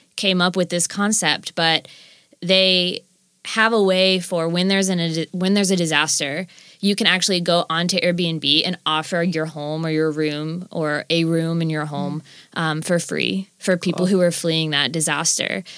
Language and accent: English; Florida, United States; moved away as an adult; also born or lived in California; now in Nashville, United States; having lived in Florida growing up until I was about twenty